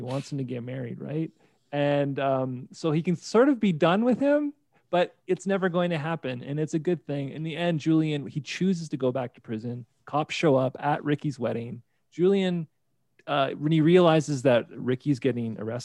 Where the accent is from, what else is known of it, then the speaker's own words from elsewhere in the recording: St. Catharines, Ontario, Canada; moved away as an adult; now in Calgary, Canada; I'm from St. Catharines, Ontario